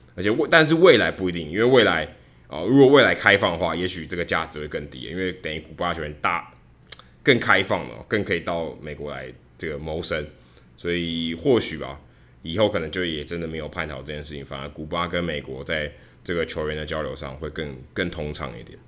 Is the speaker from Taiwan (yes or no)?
yes; Taiwan; moved away as an adult; now in United States; 我从台湾来